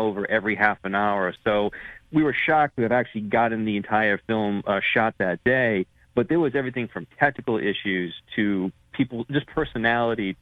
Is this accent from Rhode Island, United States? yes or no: yes; Rhode Island area, United States; I'm from the Rhode Island area